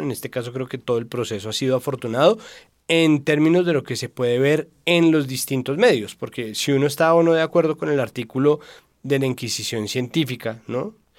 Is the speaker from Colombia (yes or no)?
yes; Colombia; nosotros somos muy susceptibles como colombianos